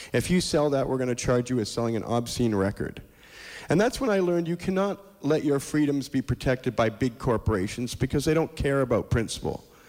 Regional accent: London, Ontario, Canada; growing up in London, Ontario

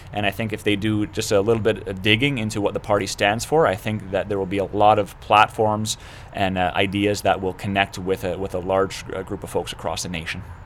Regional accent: Canada; as a Canadian

